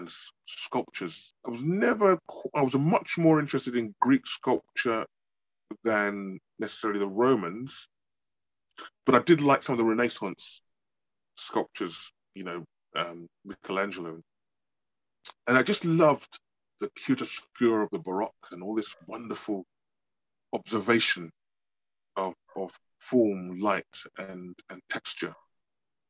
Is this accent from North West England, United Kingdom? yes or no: no; London, United Kingdom; I was born in London